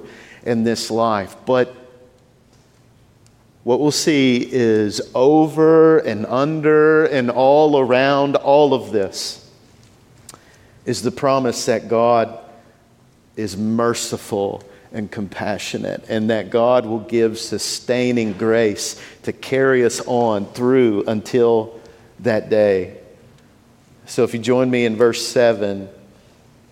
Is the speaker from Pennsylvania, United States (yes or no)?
no; Shreveport, Louisiana, United States; moved away as an adult; now in New Orleans, United States; I grew up in Shreveport